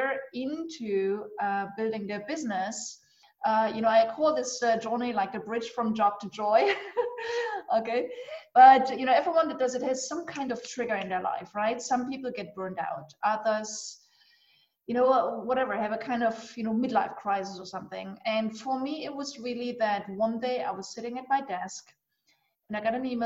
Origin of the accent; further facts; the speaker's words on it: eastern Germany, Germany; I grew up actually in Eastern Germany.